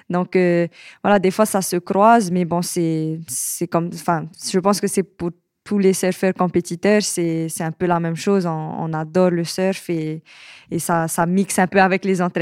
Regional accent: French Polynesia; j'ai 23 ans. Je suis de Tahiti et je suis surfeuse professionnelle. Euh, voilà, et je suis euh, actuellement sur Paris

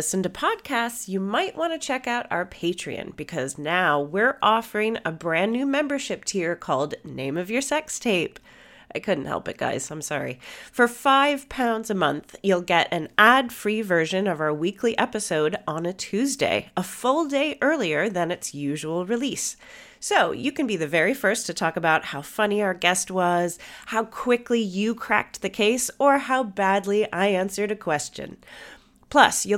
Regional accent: Canada; I'm Canadian

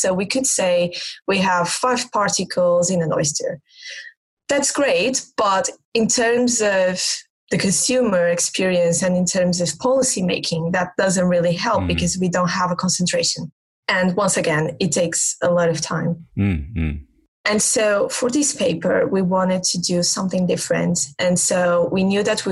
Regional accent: Portugal; now in Exeter, United Kingdom; I'm from Portugal.

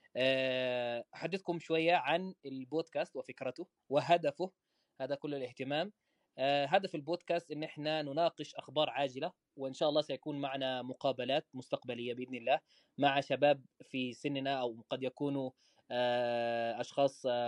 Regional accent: Medina, Medina Province, Saudi Arabia; accent: Saudi; also born or lived in Malaysia; انا مصري آه، من مواليد المدينه الحمد لله مدينه منوره وعايش حياتي هنا في المدينه في السعوديه طيله الحمد لله النشأة

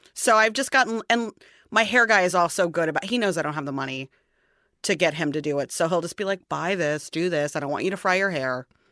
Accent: St. Louis, Missouri, United States; I'm from Saint Louis

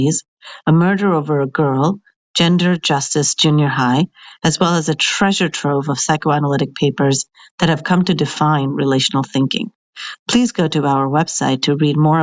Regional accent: India; as an Indian

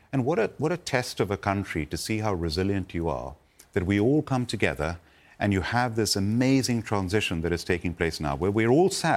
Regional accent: India; moved away; I was born and brought up in India

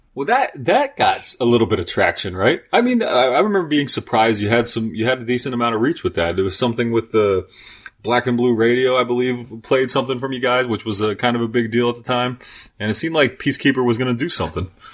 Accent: York, Pennsylvania, United States; also born or lived in Baltimore, Maryland; now in Lancaster, United States; when I grew up in York, I was always going to Baltimore and eventually moved there and lived there and came back and then into York. And now I'm here in Lancaster

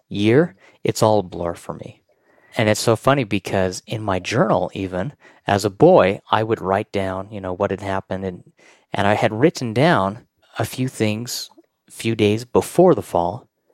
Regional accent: Pleasant View, Utah, United States; I grew up in Pleasantview, which is up by North Ogden, and we have a huge mountain. It's in Utah

